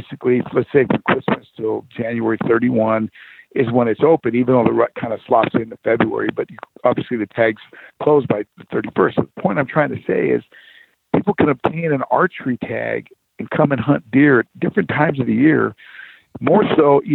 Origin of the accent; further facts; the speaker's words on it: Arizona, United States; I grew up here in Arizona